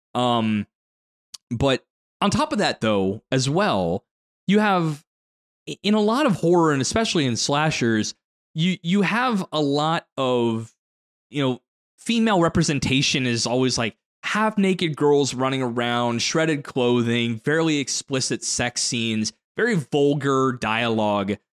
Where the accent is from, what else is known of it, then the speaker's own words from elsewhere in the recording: United States; an American viewer